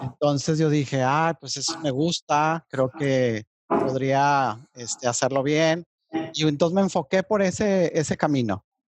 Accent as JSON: {"language": "Spanish", "town": "Monterrey", "region": "Nuevo León", "country": "Mexico", "tie": "born or raised there", "also_born_or_lived": "Mexico City", "said": "yo soy nacido en Ciudad de México, pero pues he vivido desde los tres años y medio aquí en Monterrey"}